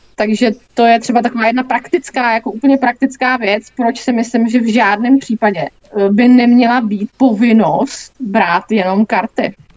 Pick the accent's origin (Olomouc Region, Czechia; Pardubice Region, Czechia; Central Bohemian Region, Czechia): Central Bohemian Region, Czechia; Mladá Boleslav; jsem z Mladý Boleslavi